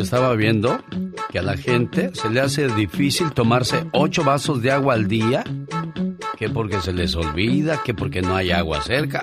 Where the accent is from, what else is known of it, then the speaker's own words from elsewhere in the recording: Mexico; now in California, United States; No estamos en México, pero somos mexicanos